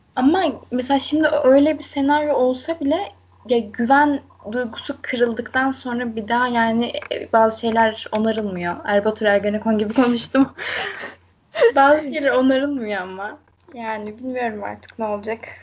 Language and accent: Turkish; Konya, Turkey